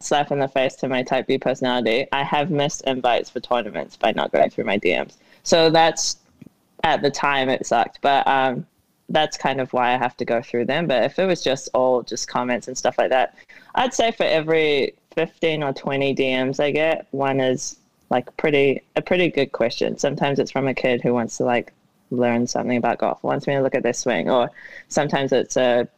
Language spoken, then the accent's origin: English; New Zealand; now in Arizona, United States; growing up in New Zealand